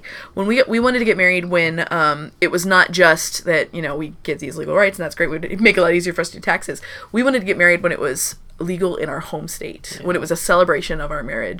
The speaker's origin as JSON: {"language": "English", "region": "Texas", "country": "United States", "said": "my home state of Texas"}